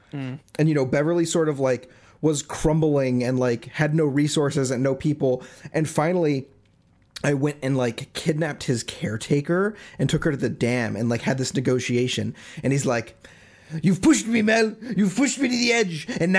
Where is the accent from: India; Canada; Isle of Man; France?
Isle of Man; He's from the Isle of Man. That's where I'm from. You know, I'm from the Isle of Man.